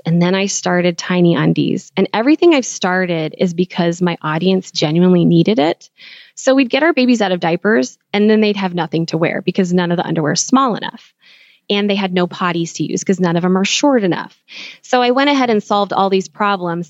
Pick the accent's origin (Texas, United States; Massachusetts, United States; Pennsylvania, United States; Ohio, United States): Texas, United States; moved away; also born or lived in California; growing up in Texas